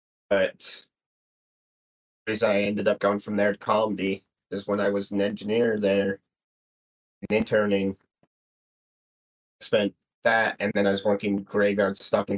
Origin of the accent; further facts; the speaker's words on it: West Jordan, Utah, United States; also born or lived in Arizona; now in Tooele, United States; I grew up in West Jordan. I lived in Arizona for a year, but in West Jordan, ended up in Tooele just because that's where I could afford a house.